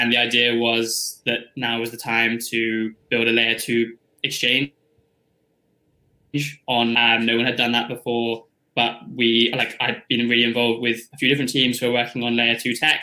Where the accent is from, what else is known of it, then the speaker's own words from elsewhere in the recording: United Kingdom; I'm from the UK